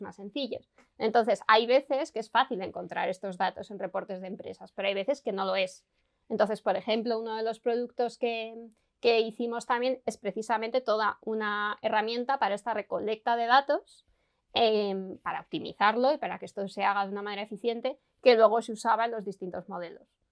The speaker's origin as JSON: {"language": "Spanish", "town": "Logroño", "region": "La Rioja", "country": "Spain", "said": "yo vengo de, de Logroño"}